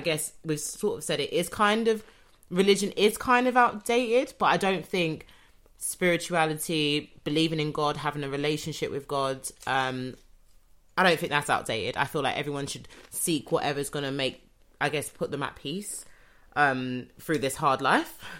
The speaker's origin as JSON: {"language": "English", "country": "United Kingdom", "tie": "born or raised there", "said": "I'm British I was born yeah. here"}